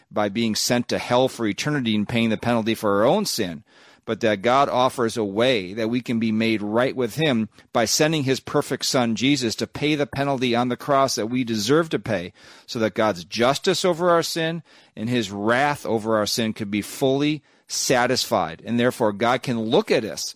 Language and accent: English; Minnesota, United States; I'm a American. I'm a Minnesotan